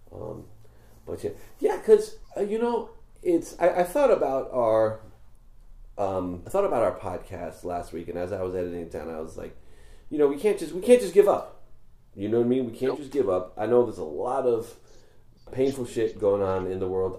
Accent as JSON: {"language": "English", "region": "New York", "country": "United States", "tie": "born or raised there", "moved": "yes", "lives_now": "Los Angeles, United States", "said": "when I was growing up in New York"}